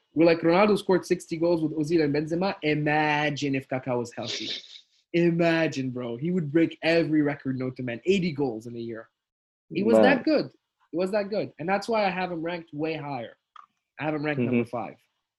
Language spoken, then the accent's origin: English; Tunisia; also born or lived in France / Abu Dhabi; now in London, United Kingdom; because I was raised in Tunisia until 2008, and then I went to France. Went to Abu Dhabi, and then from Abu Dhabi went to London.